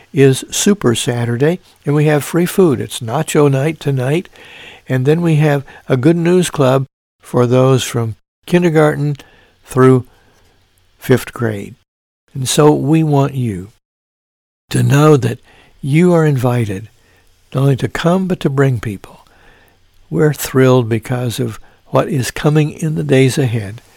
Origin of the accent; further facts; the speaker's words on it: Mount Carmel, Illinois, United States; now in Evansville, United States; my hometown of Mount Carmel, Illinois